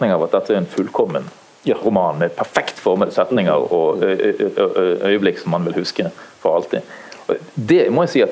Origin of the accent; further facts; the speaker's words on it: Bergen, Vestland, Norway; Men, men, siden vi nå sitter i hvert fall tre bergensere her, kjøper dere denne